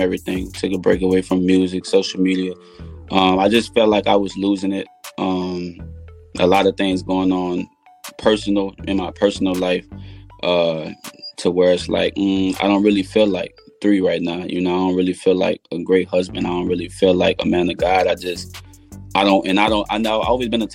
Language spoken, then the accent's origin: English; New Orleans, Louisiana, United States; also born or lived in Lake Charles, Louisiana; now in Houston, United States; I'm from New Orleans, but I live in Houston. So we left a week before Hurricane Katrina came, relocated to Lake Charles, and then Hurricane Rita knocked us out of Lake Charles into Houston